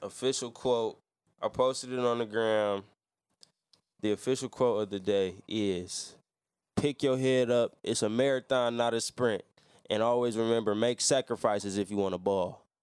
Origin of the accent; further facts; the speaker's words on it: Louisiana, United States; I'm from Louisiana. That's where I was born.